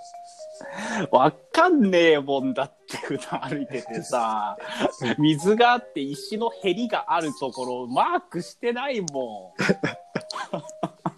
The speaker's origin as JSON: {"language": "Japanese", "region": "Tokyo", "country": "Japan", "tie": "born or raised there", "said": "俺小学校の時は東京の方にいたけどね。"}